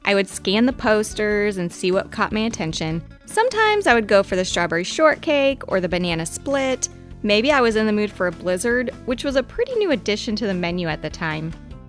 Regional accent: Leavenworth, United States; The 1950s-style walk-up Dairy Queen is a staple in downtown Leavenworth, where I grew up.

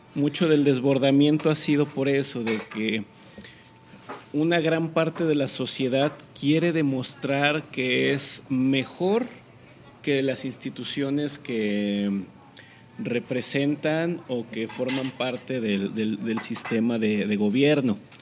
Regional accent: Mexico; no me siento mal mexicano

